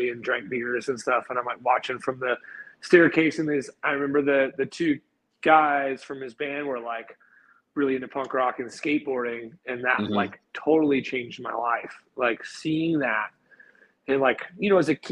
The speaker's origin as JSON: {"language": "English", "town": "Greensboro", "region": "North Carolina", "country": "United States", "tie": "born or raised there", "also_born_or_lived": "Chapel Hill, North Carolina / Charlotte, North Carolina / Florida", "moved": "as an adult", "said": "I was born in Chapel Hill, and I grew up in a city called Greensboro, North Carolina."}